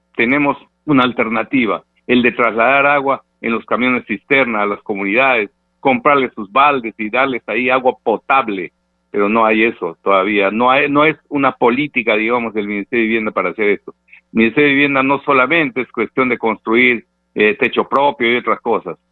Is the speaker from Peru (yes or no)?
yes; Peru; como peruanos de buena fe